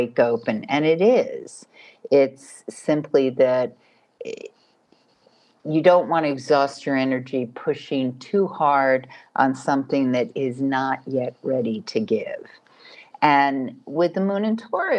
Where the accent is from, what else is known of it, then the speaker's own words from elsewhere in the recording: New York, United States; I'm from New York